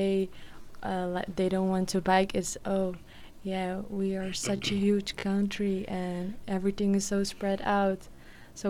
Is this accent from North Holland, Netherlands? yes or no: no; Rotterdam, South Holland, Netherlands; I am 20 years old and I'm from Rotterdam.